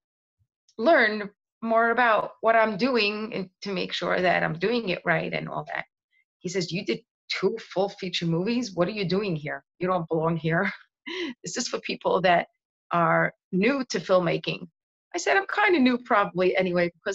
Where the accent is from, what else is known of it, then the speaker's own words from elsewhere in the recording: New York City, New York, United States; I grew up in Seagate